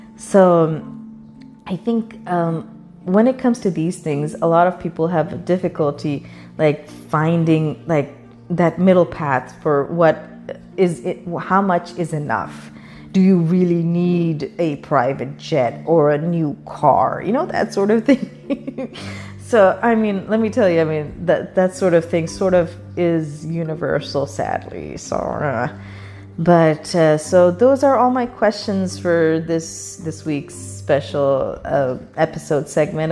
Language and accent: English; Pakistan; now in United States; I was growing up in Pakistan